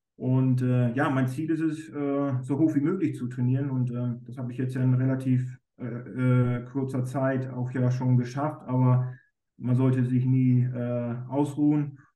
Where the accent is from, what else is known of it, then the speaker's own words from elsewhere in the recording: Germany; ich bin ja aus Friese